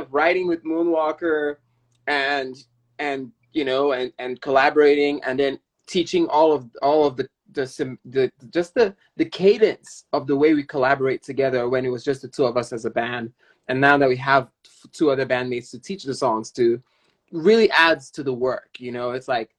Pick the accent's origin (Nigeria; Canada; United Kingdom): Nigeria; now in San Francisco, United States; Nigeria, where my home country